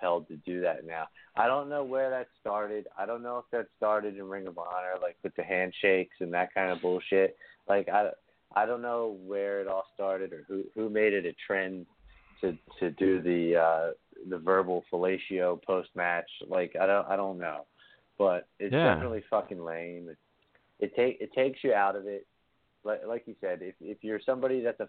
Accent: Bristol, Pennsylvania, United States; I grew up in Bristolboro, Pennsylvania, in Bucks County, which is like a half an hour north of Philadelphia

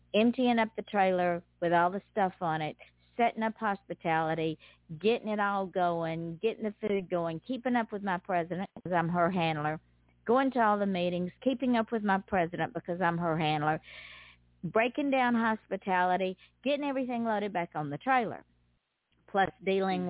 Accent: the South, United States; accent: Southern; southerners we have a draw, hey. and it's not because we're slow or stupid. It's just it's so hot in the South

